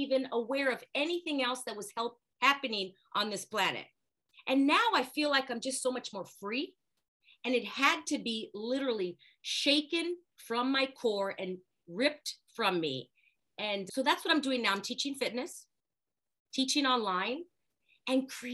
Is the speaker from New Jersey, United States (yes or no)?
no; Los Angeles, California, United States; born and raised in Los Angeles.